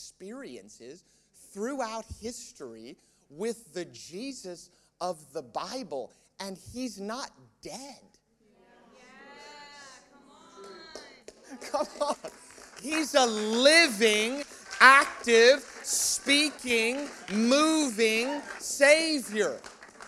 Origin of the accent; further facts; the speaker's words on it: United States; I'm American